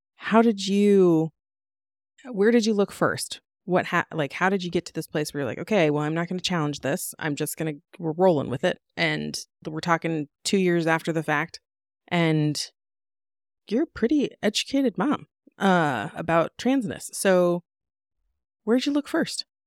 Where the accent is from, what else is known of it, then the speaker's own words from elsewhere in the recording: United States; I grew up in Washington